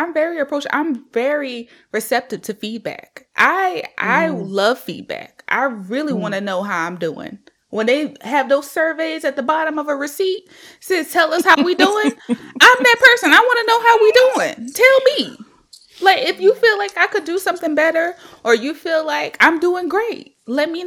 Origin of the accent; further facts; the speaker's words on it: South Carolina, United States; moved away; I'm from South Carolina